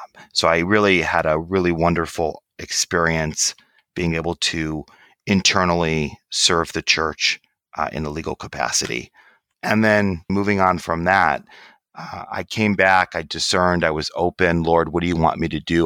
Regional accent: Michigan, United States; I grew up in Michigan

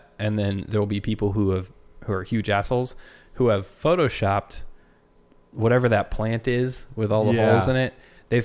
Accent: United Kingdom; I'm super British, so I'm like, oh, disease, bye.

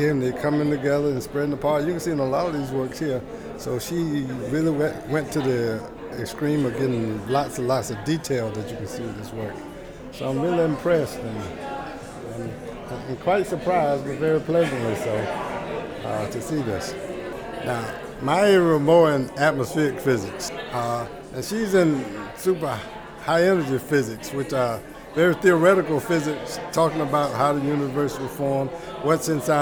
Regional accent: Washington, Georgia, United States; now in Atlanta, United States; I was born about 100 miles from here, a little place called Washington, Georgia.

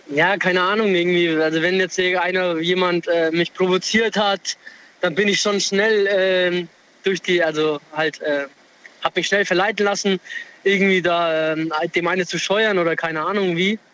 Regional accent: near Würzburg, Bavaria, Germany; now in Homburg, Germany; Ich komm, äh, ursprünglich aus der Nähe von Würzburg

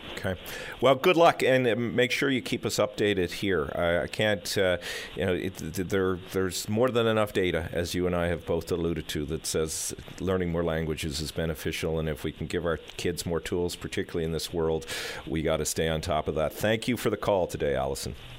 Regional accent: St. John's, Newfoundland and Labrador, Canada; I grew up here in St. John's

